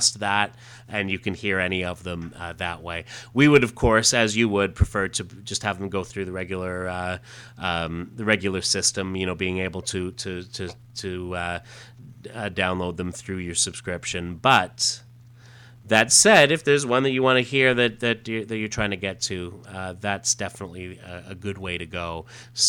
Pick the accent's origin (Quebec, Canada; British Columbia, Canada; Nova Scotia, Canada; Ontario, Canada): Ontario, Canada; Growing up in Canada as he did, I know that that we had access. We always had access to a lot of those episodes on TV Ontario, and they were big on the Doctor Who, and that's certainly where I grew up watching them.